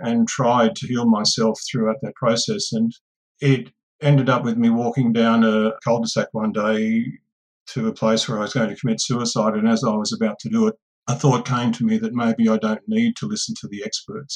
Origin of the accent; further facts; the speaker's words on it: Australia; I'm an Aboriginal person of Warramai country, so I'm from the Gamapangal clan of Warramai country